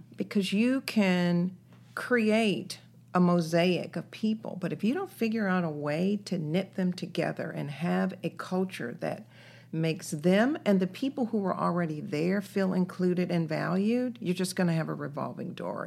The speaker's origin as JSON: {"language": "English", "town": "Greensboro", "region": "North Carolina", "country": "United States", "tie": "born or raised there", "also_born_or_lived": "Washington, D.C.", "moved": "yes", "lives_now": "Columbus, United States", "said": "raised in North Carolina."}